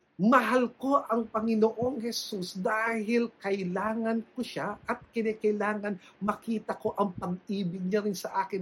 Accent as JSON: {"language": "Tagalog", "country": "Philippines", "said": "bilang Pilipino"}